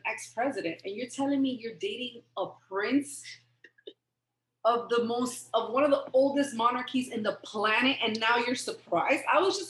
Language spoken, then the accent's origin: English; United States; I feel like me as an American